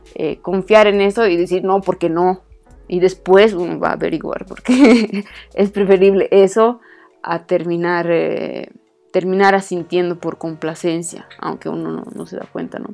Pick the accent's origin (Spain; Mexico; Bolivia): Bolivia; soy boliviana